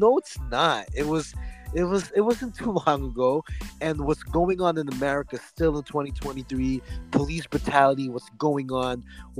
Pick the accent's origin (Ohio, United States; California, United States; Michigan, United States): California, United States; Oxnard; my hometown in Oxnard, California.